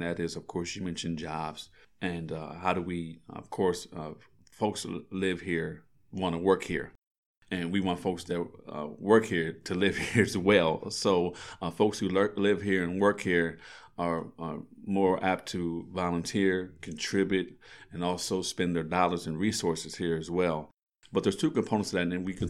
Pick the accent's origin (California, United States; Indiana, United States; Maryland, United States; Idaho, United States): Maryland, United States; Frederick; I'm a native Fredericktonian. I was born here in Frederick. I was able to actually go to school here in Frederick County Public Schools. I actually attended Walkersville, but I was born here in the city.